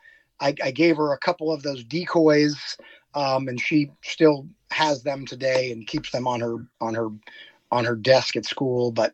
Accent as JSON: {"language": "English", "region": "Virginia", "country": "United States", "tie": "born or raised there", "also_born_or_lived": "Florida / Colorado / Seattle, Washington / Portland, Oregon", "moved": "as an adult", "said": "growing up in Virginia"}